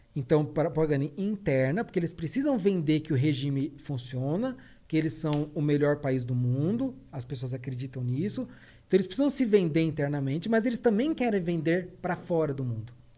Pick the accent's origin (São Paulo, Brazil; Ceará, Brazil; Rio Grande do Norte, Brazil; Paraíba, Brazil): São Paulo, Brazil; eu nasci no, no Capão Redondo. É, na minha infância, eu brincava de descer a rua